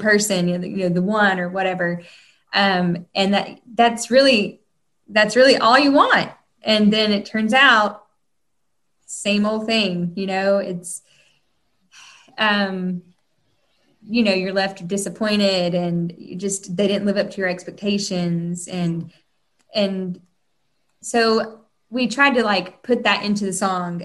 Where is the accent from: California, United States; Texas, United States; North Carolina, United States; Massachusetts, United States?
North Carolina, United States; moved away as an adult; now in Nashville, United States; I am a Southern girl. I'm originally from North Carolina. I live here in Nashville. I've been living here for 14 years